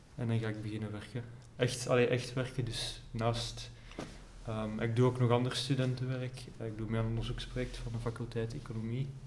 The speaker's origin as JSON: {"language": "Dutch", "town": "Herent", "region": "Flanders", "country": "Belgium", "said": "Ik ben van Herent. Ja. Dus net buiten Leuven"}